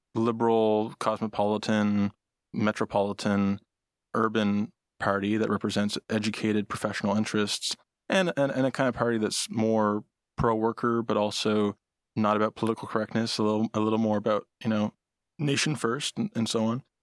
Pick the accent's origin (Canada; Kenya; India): Canada; Nova Scotia; moved away